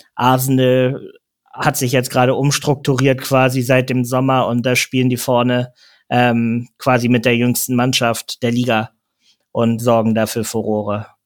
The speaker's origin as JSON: {"language": "German", "region": "Hamburg", "country": "Germany", "said": "als Hamburger"}